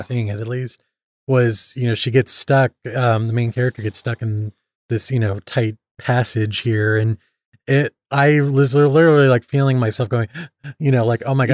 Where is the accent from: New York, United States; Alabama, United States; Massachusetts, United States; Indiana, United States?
Indiana, United States; accent: Midwest; I'm from Indiana